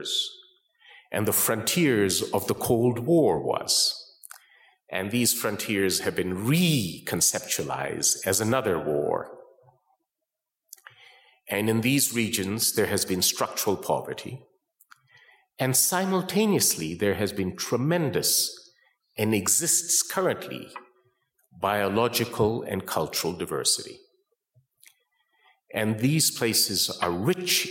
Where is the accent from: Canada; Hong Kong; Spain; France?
Canada; Calgary, Alberta; moved away as an adult; now in United States; I grew up in a little town, which is now a very big town, called Calgary, Alberta